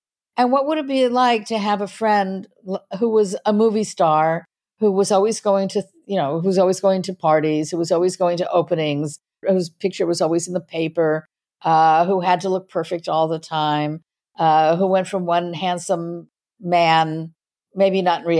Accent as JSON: {"language": "English", "town": "Los Angeles", "region": "California", "country": "United States", "tie": "born or raised there", "said": "So I was raised in Hollywood"}